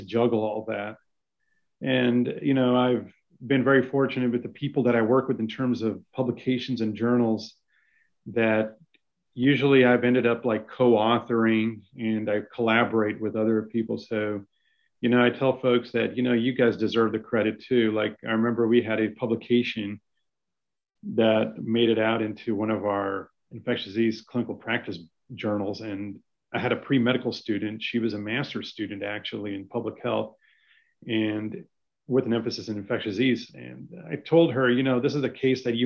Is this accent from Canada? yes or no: no; Utah, United States; also born or lived in Virginia; now in Dallas, United States; raised in Utah